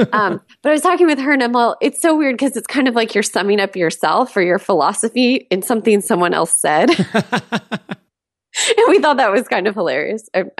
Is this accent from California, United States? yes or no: yes; California, United States; I used to live in San Diego. I grew up in Southern California.